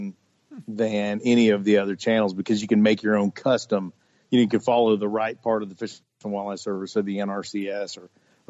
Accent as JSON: {"language": "English", "town": "Fort Riley", "region": "Kansas", "country": "United States", "tie": "born or raised there", "said": "I was born on Fort Riley, which is not very far from where you are right now"}